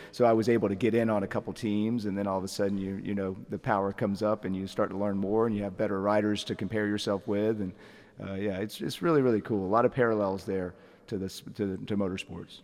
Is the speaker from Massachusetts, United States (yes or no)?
no; Atlanta, Georgia, United States; also born or lived in Lilburn, Georgia; now in Athens, United States; I'm from the Atlanta area